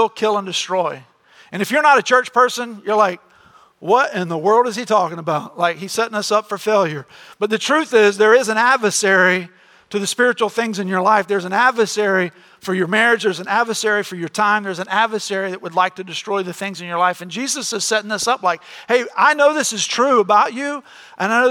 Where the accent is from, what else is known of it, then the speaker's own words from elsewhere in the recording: Florida, United States; we grew up in Florida